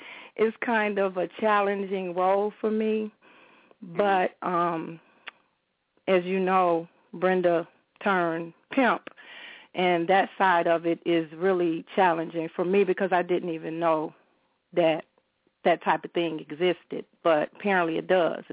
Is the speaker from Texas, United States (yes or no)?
no; Chicago, Illinois, United States; I grew up in Roseland